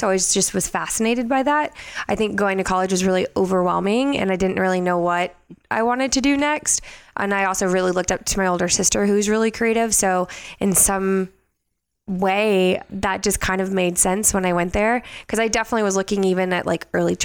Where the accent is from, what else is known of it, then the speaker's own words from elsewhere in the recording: Houston, Texas, United States; now in Las Vegas, United States; I'm actually born and raised in Houston, Texas.